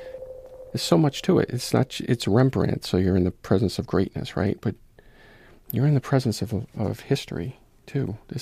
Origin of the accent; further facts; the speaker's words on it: Providence, Rhode Island, United States; I'm from Providence.